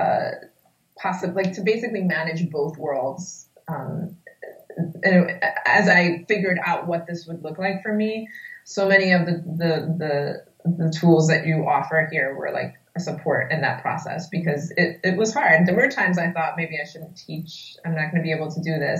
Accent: New York, United States; I grew up in the Washington Heights neighborhood of New York, which is in Upper Manhattan

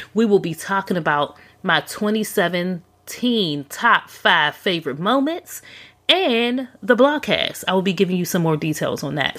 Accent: Pittsburgh, Pennsylvania, United States; moved away; back in my hometown of Pittsburgh

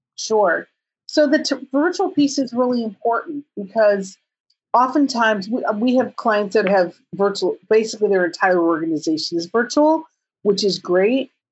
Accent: California, United States; I'm from California

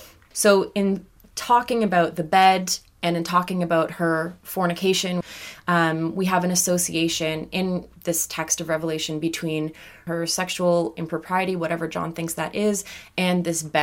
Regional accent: Canada; So I was raised in Canada in an Anglican church, which became very conservative and evangelical and towards that apocalyptic movement.

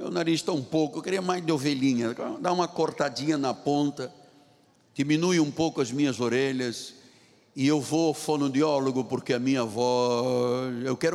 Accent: China; Portuguese is a second language; as pessoas dizem, o senhor é português? Eu falei, não, não, eu sou chinês. É o sotaque, me identifica.

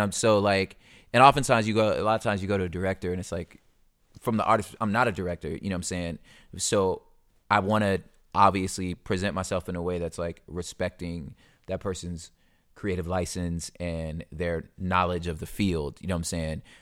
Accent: California, United States; I'm from California

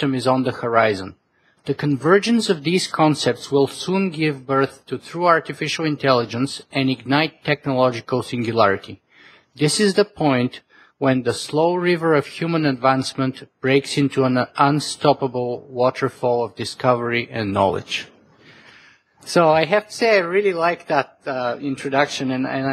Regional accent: Canada; as a Canadian

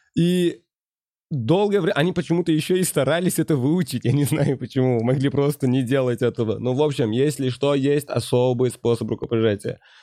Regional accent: Uzbekistan; Я сам не из Ташкента, родом угу. из маленького городка, поэтому э, мое детство прошло именно вдали от центра

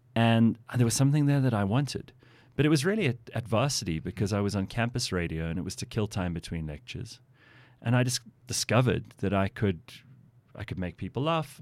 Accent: South Africa; I consider myself to be lucky to have been born here. This is, this is a lovely place to live

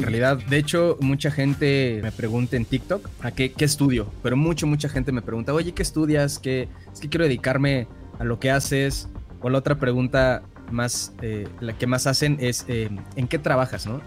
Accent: Mexico City, Mexico; yo soy de la Ciudad de México y nací en la Ciudad de México y pues de acá soy

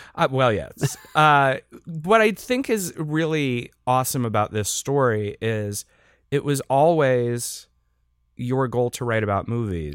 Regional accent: Western Pennsylvania, United States; I also was growing up in Western P A at the time

